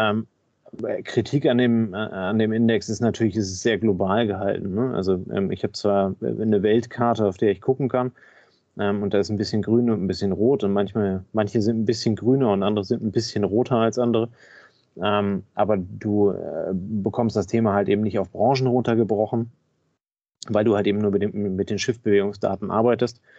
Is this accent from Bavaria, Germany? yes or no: no; Kiel, Schleswig-Holstein, Germany; Ähm, als Kieler Jung, als Kieler Sprotte muss ich den natürlich abfeiern wie sonst was.